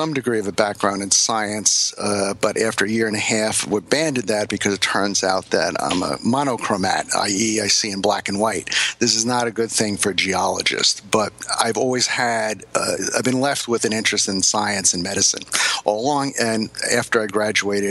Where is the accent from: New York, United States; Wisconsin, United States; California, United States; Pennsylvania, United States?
New York, United States; Hicksville; I grew up in Hicksville, New York